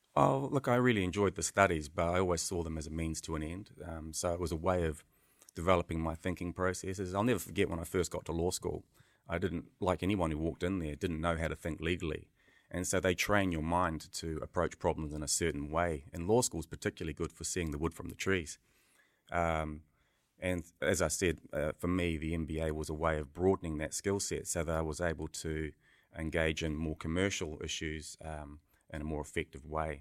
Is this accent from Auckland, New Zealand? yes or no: yes; Auckland, New Zealand; also born or lived in Ngaiatonga, Northland, New Zealand / United Kingdom; a multi-boy growing up in Beechhaven